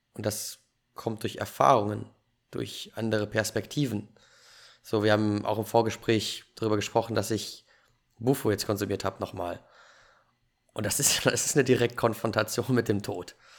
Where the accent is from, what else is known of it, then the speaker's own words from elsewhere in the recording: Germany; Ich bin in Deutschland geboren.